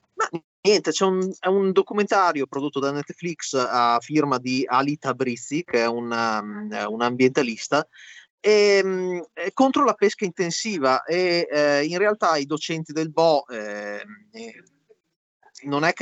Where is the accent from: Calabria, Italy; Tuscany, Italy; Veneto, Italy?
Veneto, Italy; io in quanto Veneto